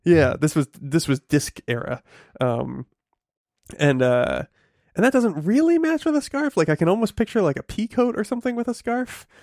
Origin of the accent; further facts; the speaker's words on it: New England, United States; I grew up in New England and, um, uh, you know, it gets quite cold